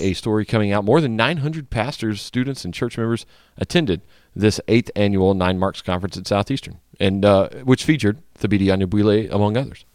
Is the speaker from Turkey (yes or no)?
no; Louisiana, United States; Louisiana, my home state